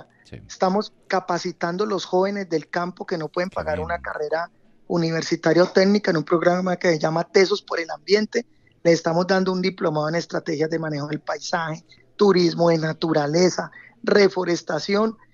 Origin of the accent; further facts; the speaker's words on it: Valle del Cauca, Colombia; así somos los vallecaucanos.